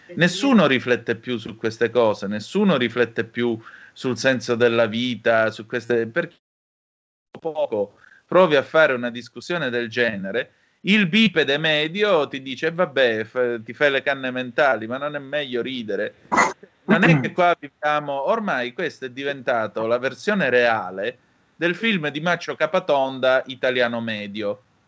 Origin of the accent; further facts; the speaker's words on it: Calabria, Italy; dalle mie parti in Calabria